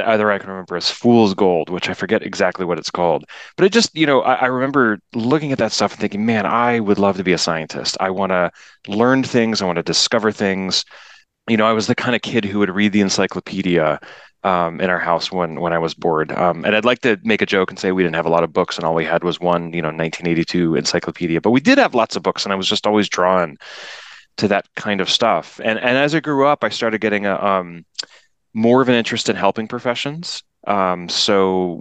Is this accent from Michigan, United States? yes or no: no; Washington, D.C. and suburban Maryland, United States; moved away; I grew up around the Washington, D.C. and suburban Maryland